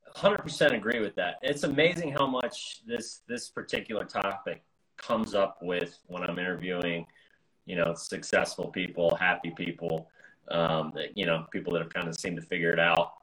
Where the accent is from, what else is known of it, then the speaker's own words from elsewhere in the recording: United States; I'm an American